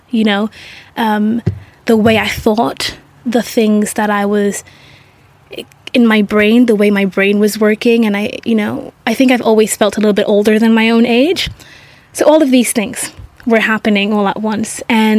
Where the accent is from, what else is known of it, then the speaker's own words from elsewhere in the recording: Singapore; growing up, I grew up in Singapore in a very Asian culture, in a French school.